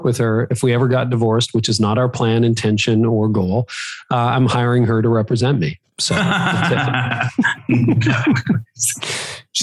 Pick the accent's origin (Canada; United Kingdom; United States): Canada; I am Canadian, even though most of my audience is American, I am Canadian